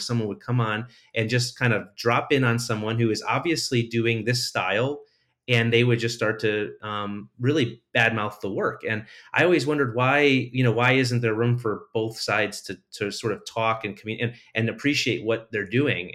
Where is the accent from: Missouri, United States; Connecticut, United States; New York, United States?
Connecticut, United States; I'm from Connecticut.